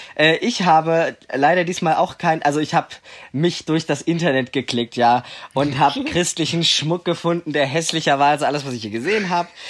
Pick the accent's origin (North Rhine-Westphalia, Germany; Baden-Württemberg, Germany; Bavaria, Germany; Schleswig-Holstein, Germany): Baden-Württemberg, Germany; Leonberg; das ist eben in Leonberg halt der Dude